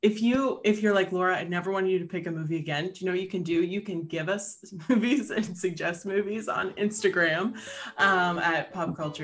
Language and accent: English; Pittsburgh area, Pennsylvania, United States; moved away as an adult; now in Pittsburgh, United States; my hometown, they are filming three movies or / Netflix series that are based in the 1940s because our main street has not changed.